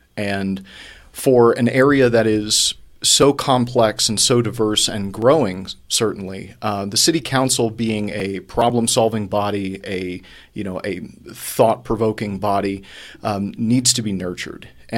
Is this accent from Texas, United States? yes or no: yes; Houston, Texas, United States; I was born in Houston, Texas, in a lower middle class neighborhood on the southwest side.